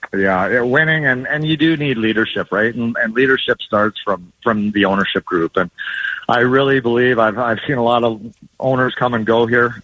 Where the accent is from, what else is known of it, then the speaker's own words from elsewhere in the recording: Edmonton, Alberta, Canada; now in Arizona, United States; I grew up in Edmonton.